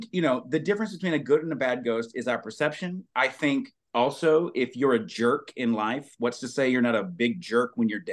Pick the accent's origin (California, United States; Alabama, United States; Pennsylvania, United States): Alabama, United States; growing up in Alabama